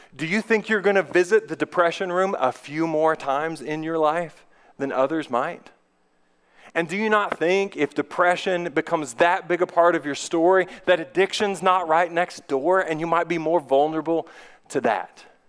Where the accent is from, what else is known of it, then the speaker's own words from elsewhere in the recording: United States; I'm a male, I am white, I am middle class, I am an American